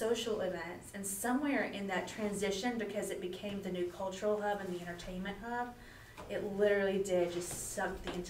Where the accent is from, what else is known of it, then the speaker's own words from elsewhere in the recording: the South, United States; moved away as an adult; I grew up in the South